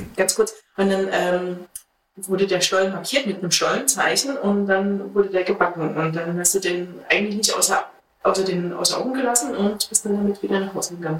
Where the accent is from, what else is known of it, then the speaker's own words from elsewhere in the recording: East Germany, Germany; ich komme ja aus dem Osten